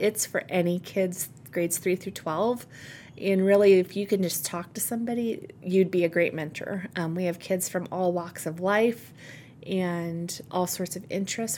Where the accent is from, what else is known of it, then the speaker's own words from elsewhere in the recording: York, Nebraska, United States; also born or lived in Kearney, Nebraska; I grew up in York